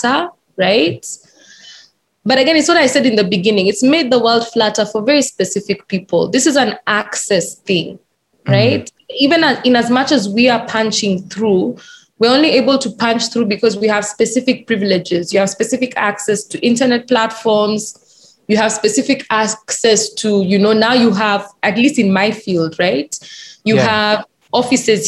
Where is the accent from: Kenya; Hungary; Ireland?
Kenya; I'm very Kenyan. I went to a Kenyan school in a Kenyan university. I worked in Kenyan companies